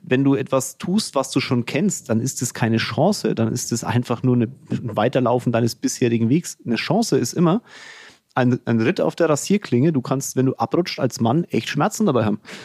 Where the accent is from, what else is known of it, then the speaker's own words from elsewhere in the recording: Franconia, Bavaria, Germany; accent: Fränkisch; mein Fränkisch